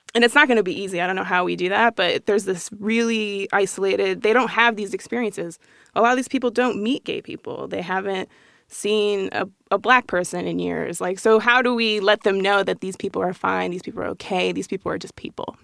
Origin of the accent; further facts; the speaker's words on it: Colorado Springs, Colorado, United States; we grew up in this small pocket in Colorado Springs